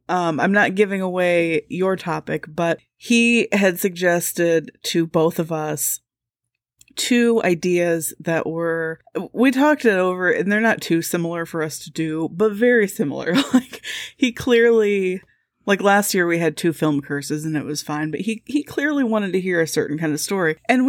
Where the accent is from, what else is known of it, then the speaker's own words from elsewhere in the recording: Midwest, United States; I'm scared. I'm the Midwesterner and I'm scared.